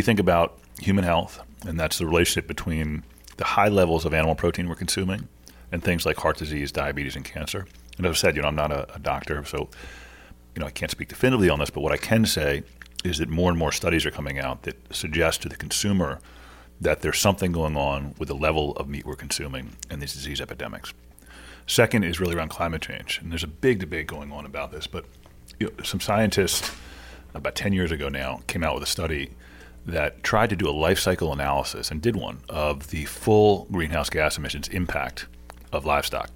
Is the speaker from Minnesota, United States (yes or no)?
no; Washington, District of Columbia, United States; also born or lived in Maryland; I'm from D.C. and from Maryland.